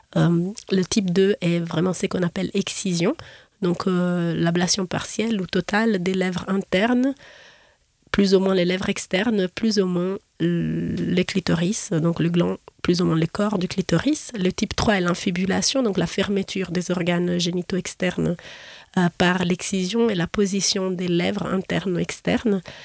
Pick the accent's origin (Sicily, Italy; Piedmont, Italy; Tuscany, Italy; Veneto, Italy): Tuscany, Italy; Florence; moved away as an adult; now in Geneva, Switzerland; J'ai fait mes études de, de, médecine en Italie, à Florence, où je suis née